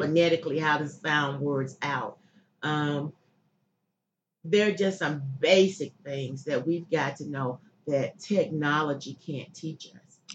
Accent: Chester, Pennsylvania, United States; I grew up here in Chester. Chester um, is home

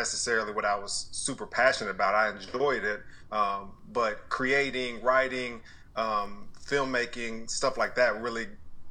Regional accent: Dallas, Texas, United States; also born or lived in Bristol, Connecticut / Austin, Texas; I'm from Dallas, Texas, born and raised. Grew up here until 18

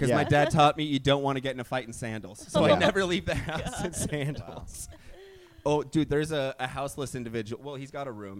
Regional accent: Bend, Oregon, United States; moved away; I'm from Bent.

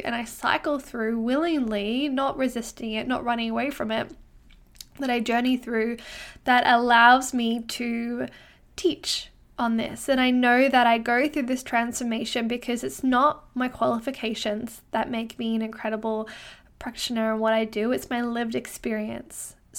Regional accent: Brisbane, Queensland, Australia; now in Canada; well, where I'm from Brisbane in Australia, it's kind of hot all year round. I wouldn't say that we have a winter.

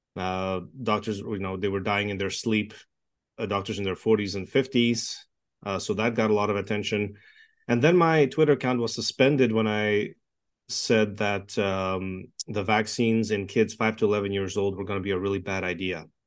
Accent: Toronto, Ontario, Canada; English is a second language; moved away as an adult; also born or lived in Czechoslovakia / Montreal, Canada; now in Edmonton, Canada; I grew up in Toronto. I was born in communist Czechoslovakia, escaped communism when I was young. Uh, we lived in a refugee camp for a year. I learned to speak English there. And grew up in Toronto

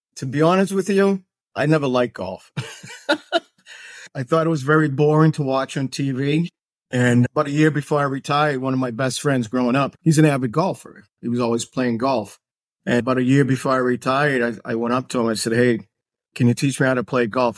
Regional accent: Massachusetts, United States; moved away as an adult; also born or lived in Washington, D.C.; now in Florida, United States; We moved to Massachusetts when I was five years old. Went through, like, uh, school system in Massachusetts

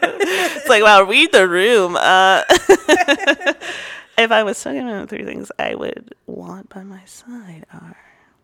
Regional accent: New York, United States; born there; now in Austin, United States; I was born in New York and made it in Austin.

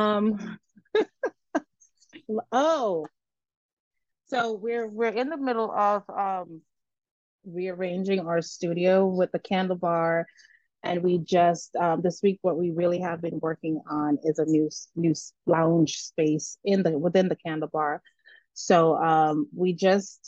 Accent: Bethel Town, Saint Ann, Jamaica; moved away; We're from St. Anne. which is crazy because it's a touristy area. So we're between Ocho Rios.

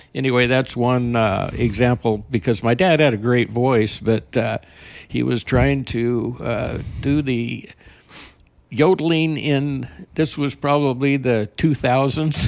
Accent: Burley, Idaho, United States; now in Eagle Point, United States; I was born in Burley, Idaho

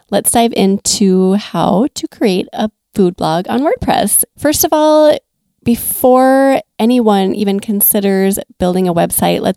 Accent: Minnesota, United States; I'm from Minnesota

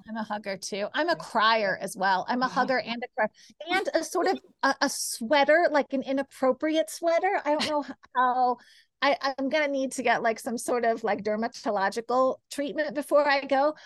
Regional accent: Kansas, United States; I grew up in Kansas

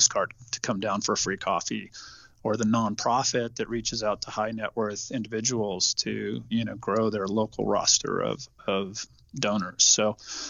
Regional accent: California, United States; I was born and raised in California

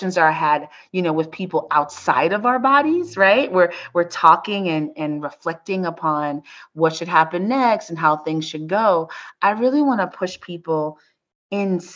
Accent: United States; as an American

